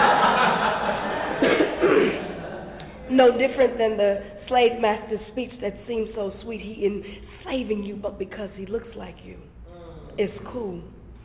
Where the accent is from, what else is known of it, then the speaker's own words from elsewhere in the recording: Longview, Texas, United States; also born or lived in St. Louis, Missouri; I was born in St. Louis, but I was raised in East Texas, Longview, Texas